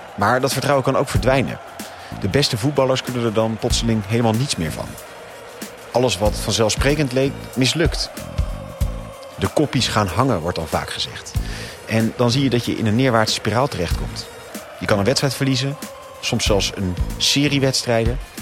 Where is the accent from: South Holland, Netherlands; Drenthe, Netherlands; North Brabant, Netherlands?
South Holland, Netherlands; Rotterdam; je weet dat ik uit Rotterdam kom